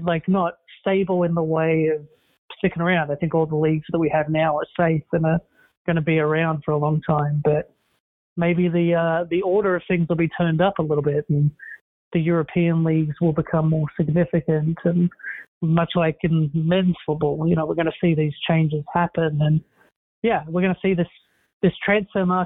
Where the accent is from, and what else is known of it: Australia